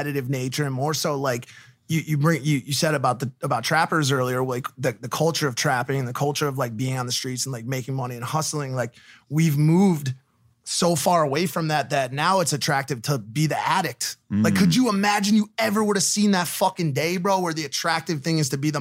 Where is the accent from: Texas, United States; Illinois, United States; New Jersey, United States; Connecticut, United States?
Connecticut, United States; I'm from the East Coast too, from Connecticut.